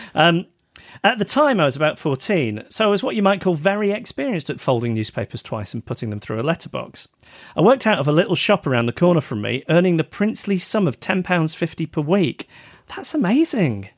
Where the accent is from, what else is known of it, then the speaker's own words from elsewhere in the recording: United Kingdom; us Brits